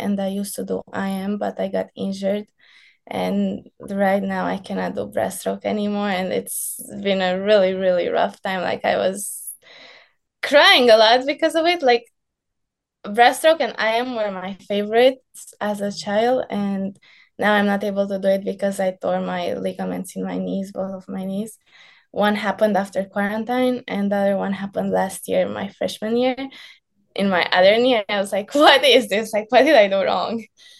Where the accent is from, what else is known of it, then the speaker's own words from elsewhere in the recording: California, United States; only like tan team from coming from the sunny area. They were like, how are you so tan? We're like, oh, we're from California.